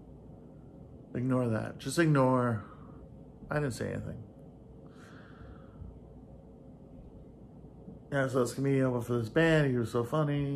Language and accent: English; Oklahoma, United States; I'm from Oklahoma. I live in Oklahoma.